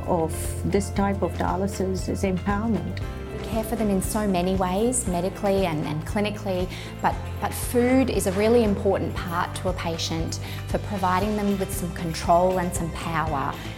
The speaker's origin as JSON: {"language": "English", "town": "Yass", "region": "New South Wales", "country": "Australia", "said": "I'm a Ngunnawal woman from Yass"}